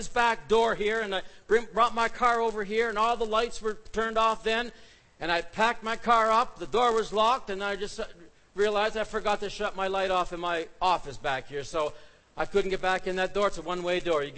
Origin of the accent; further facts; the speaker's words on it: Canada; we're Canadian